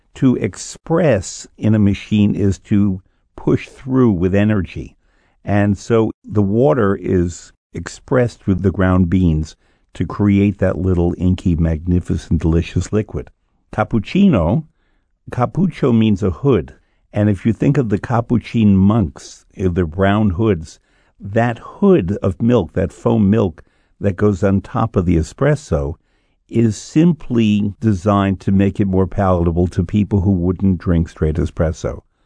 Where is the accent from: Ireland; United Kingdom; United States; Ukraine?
United States; New York; although my accent doesn't always show it, I'm from New York where we have coffee talk